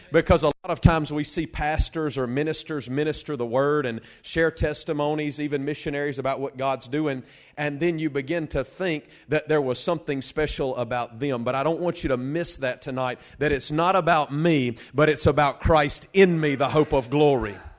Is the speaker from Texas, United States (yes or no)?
no; Delhi, Louisiana, United States; I'm from Delhi, Louisiana